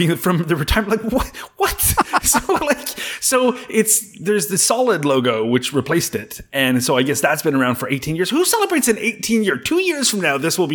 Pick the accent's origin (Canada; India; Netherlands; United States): Canada; I'm from Canada